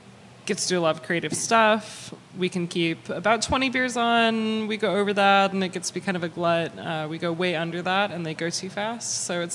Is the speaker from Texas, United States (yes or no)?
no; Santa Monica, California, United States; When I was a kid, when I was growing up in Santa Monica